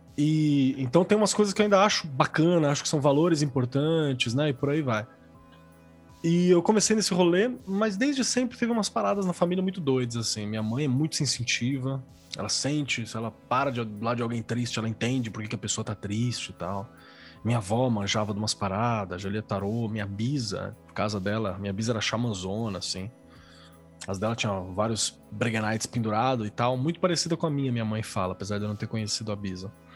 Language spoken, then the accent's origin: Portuguese; São Paulo, Brazil; also born or lived in Mauá; Eu nasci em São Paulo, na real, mas morei em Mauá por muito tempo.